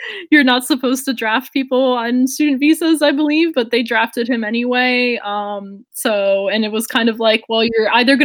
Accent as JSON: {"language": "English", "town": "Newark", "region": "New Jersey", "country": "United States", "tie": "born or raised there", "moved": "yes", "said": "my background growing up in Newark, New Jersey"}